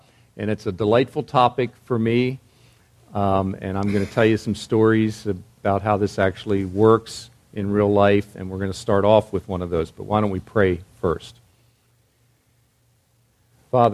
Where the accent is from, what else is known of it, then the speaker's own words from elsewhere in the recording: East Coast, United States; moved away as an adult; also born or lived in Virginia; now in West Coast, United States; I grew up in the East Coast, pastored on the East Coast